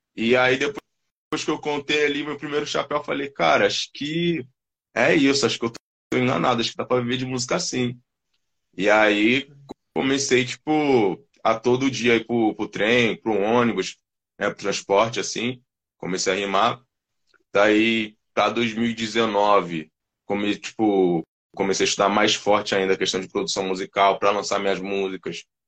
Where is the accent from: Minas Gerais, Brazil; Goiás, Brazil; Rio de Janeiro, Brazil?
Rio de Janeiro, Brazil; moved away as an adult; now in São Paulo, Brazil; eu sou do Rio de Janeiro.